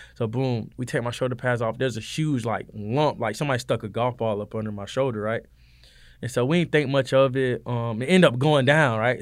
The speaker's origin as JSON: {"language": "English", "town": "Valdosta", "region": "Georgia", "country": "United States", "moved": "as an adult", "lives_now": "Statesboro, United States", "said": "I'm from Valdosta, Georgia. You know what I'm saying? Down south Georgia, boy"}